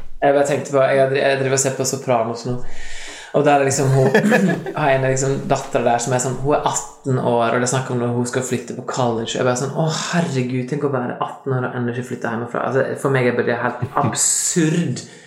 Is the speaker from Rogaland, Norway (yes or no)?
no; Lærdal, Vestland, Norway; accent: Lærdal dialect; Jeg er fra Lærdal